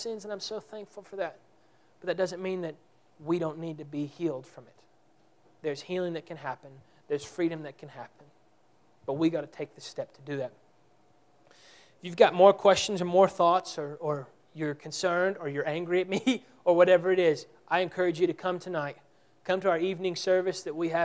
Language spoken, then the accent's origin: English; Texas, United States; We're from Texas